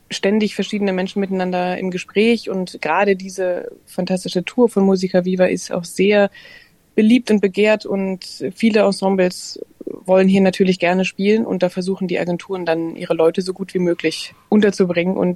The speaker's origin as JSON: {"language": "German", "country": "Germany", "lives_now": "Australia", "said": "dass es hier eben durchaus anders ist, natürlich als zum Beispiel in Deutschland, jetzt"}